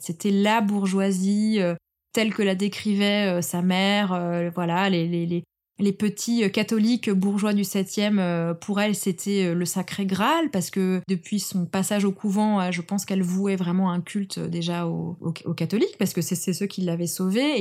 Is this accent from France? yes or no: yes; France; la France, c'est le pays dans lequel je suis née